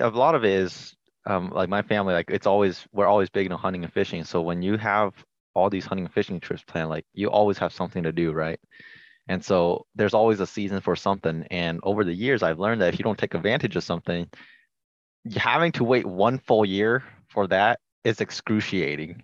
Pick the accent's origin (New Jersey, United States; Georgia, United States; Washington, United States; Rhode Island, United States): Washington, United States; I was born and raised in Washington